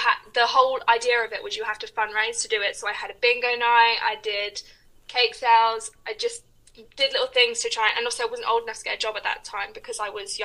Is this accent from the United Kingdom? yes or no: yes; England, United Kingdom; also born or lived in United States; I'm from England.